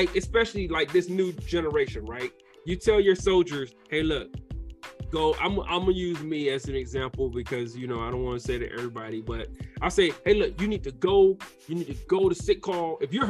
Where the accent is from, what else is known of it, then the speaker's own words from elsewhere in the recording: the South, United States; I'm from the South